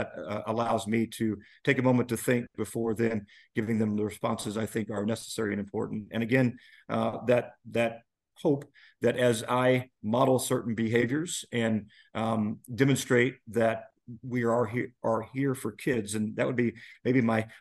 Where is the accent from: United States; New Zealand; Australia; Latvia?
United States; Nashville, Indiana; As a youngster growing up in Nabo, and I was surrounded by family